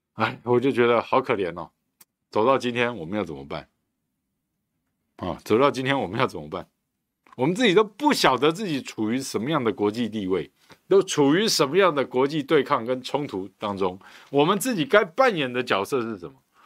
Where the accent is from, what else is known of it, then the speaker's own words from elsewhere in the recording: Taiwan; 我们台湾人